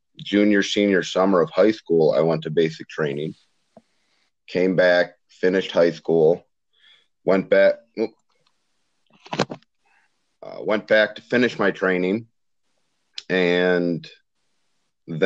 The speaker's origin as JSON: {"language": "English", "region": "Iowa", "country": "United States", "tie": "born or raised there", "said": "I grew up in Iowa"}